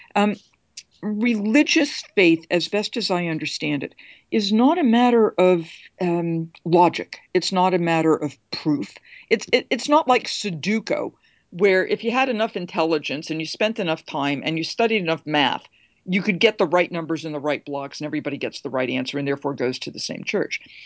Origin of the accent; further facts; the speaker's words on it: United States; I'm an American.